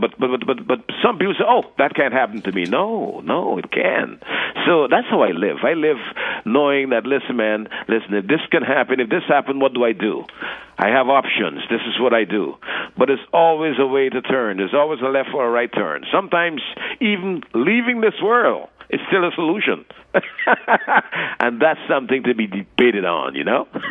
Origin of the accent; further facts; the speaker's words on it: New York City, New York, United States; also born or lived in Guyana; growing up in New York, what it is about in Brooklyn, Flatbush Avenue